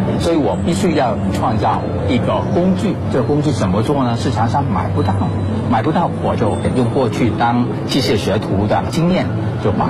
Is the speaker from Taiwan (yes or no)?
no; China; 我就是中国人，在我的作品之中有蝉、蝴蝶、蜻蜓、飞天、龙等等，很容易可以看得出来，中国传统文化对我的创作的影响是根深蒂固的。